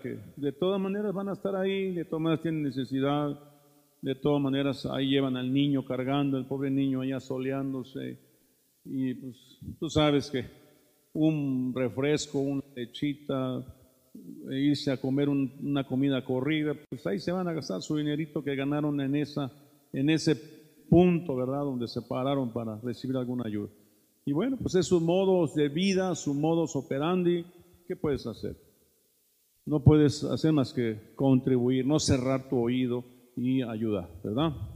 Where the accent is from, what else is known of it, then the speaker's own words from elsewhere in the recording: Mexico; los mexicanos somos mañosos